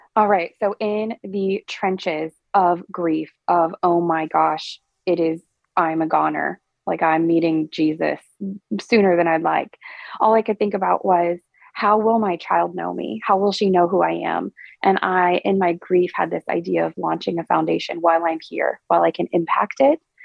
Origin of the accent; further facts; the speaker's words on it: Perkins, Oklahoma, United States; also born or lived in Indiana / Nashville; I grew up in what I like to call Stillwater's greatest suburb of Perkins, Oklahoma